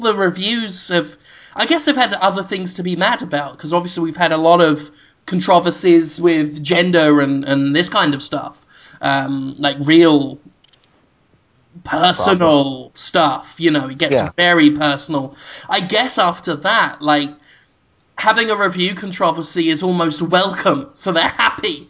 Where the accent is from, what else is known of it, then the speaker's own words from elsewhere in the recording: United Kingdom; I'm British